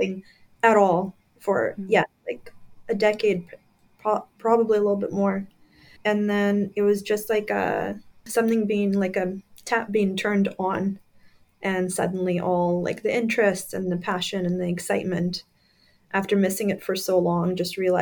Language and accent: English; Crimea, Ukraine; moved away; when I was growing up in Crimea, Ukraine at the time